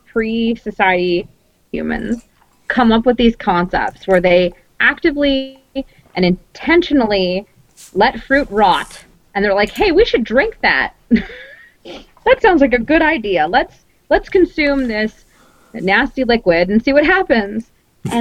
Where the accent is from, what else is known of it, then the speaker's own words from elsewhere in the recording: Costa Rica; now in Canada; I grew up in Costa Rica.